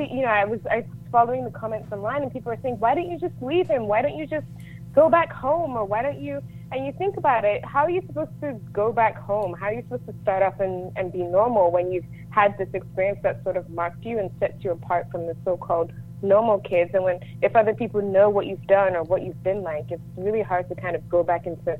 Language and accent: English; Lagos, Nigeria; also born or lived in London, United Kingdom; now in United States; I was born in the UK. I'm from Nigeria. I grew up between London and Lagos. And then my mom won the green card lottery, and we moved to the States.